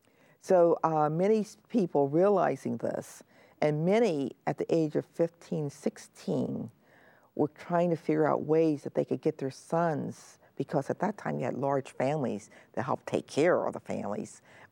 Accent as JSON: {"language": "English", "region": "Pennsylvania", "country": "United States", "tie": "born or raised there", "also_born_or_lived": "Griffin, Georgia", "said": "I came to Pennsylvania when I was 1 year old, and I was born in Griffin, Georgia, which is near Atlanta."}